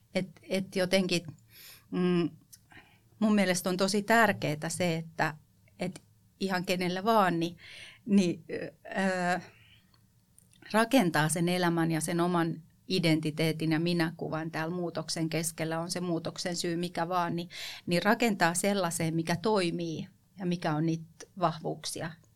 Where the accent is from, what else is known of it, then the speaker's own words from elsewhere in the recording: Kotka, Kymenlaakso, Finland; also born or lived in western Uusimaa; Kotkahan on mulle tosi rakas kotikaupunki, vaikka mä oon itse asiassa syntynyt läntisellä Uudellamaalla, niin mä oon pisimpään asunut Kotkassa